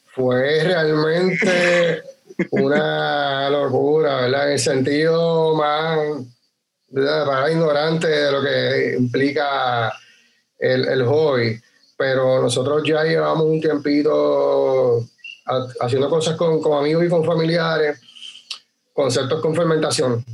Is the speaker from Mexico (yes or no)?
no; Utuado, Puerto Rico; also born or lived in San Juan; nosotros somos naturales de Utuado, pero nos habíamos ido a estudiar fuera del pueblo